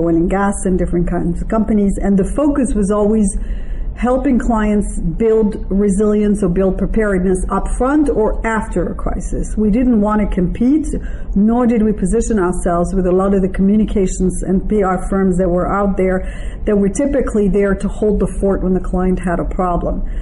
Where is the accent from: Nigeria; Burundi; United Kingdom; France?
France; moved away as an adult; also born or lived in Israel / Taiwan; I'm originally French, and actually I have a French passport, but I'm bilingual because my stepfather was from Toronto, Canada. I was raised mostly in France